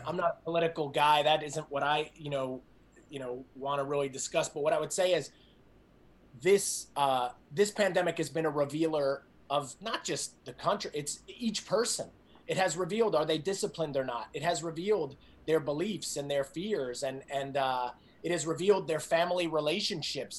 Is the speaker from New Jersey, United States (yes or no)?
yes; New Jersey, United States; moved away as an adult; I grew up in New Jersey, outside of uh, New York City